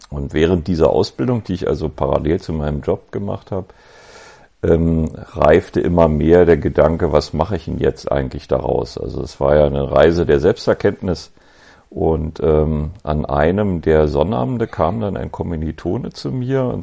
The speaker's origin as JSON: {"language": "German", "region": "Berlin", "country": "Germany", "tie": "born or raised there", "said": "ich bin Berliner Jung, äh, 1965 geboren in Westberlin"}